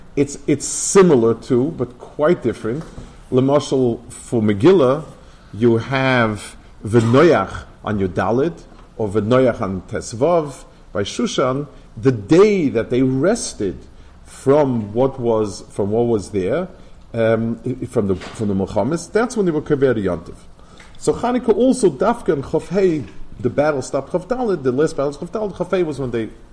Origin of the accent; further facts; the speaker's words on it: New York City, New York, United States; also born or lived in Lakewood, New Jersey; I grew up in Lower East Side